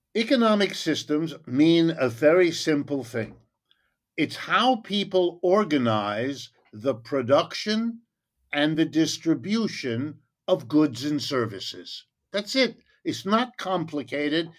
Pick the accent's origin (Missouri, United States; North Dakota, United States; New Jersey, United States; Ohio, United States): Ohio, United States; I was born in Ohio, in the middle of the country.